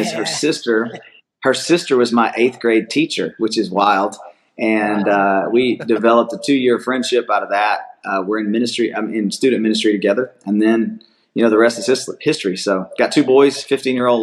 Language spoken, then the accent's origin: English; Atlanta, Georgia, United States; I grew up here in South Atlanta, about 45 minutes from where the church is located